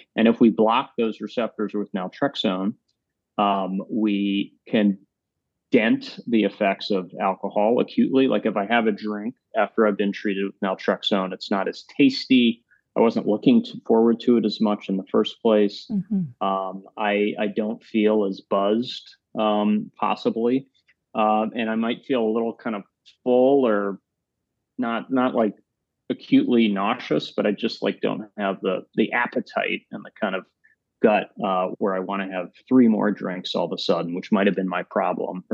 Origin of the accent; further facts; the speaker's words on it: Tennessee, United States; moved away as an adult; now in New York City, United States; I grew up in Tennessee